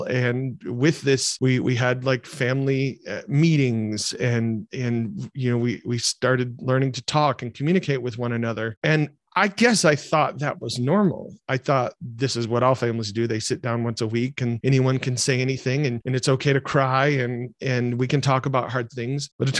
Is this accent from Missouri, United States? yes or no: no; Michigan, United States; So growing up in Michigan, I grew up in a loving family